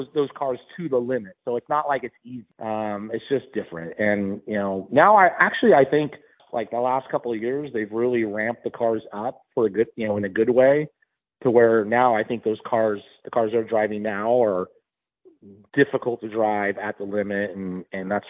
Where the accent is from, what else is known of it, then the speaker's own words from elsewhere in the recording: Southern California, United States; I came from Southern California